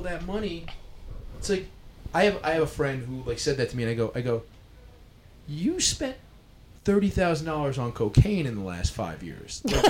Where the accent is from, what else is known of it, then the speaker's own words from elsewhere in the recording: New York City, New York, United States; So I'm born and raised in New York City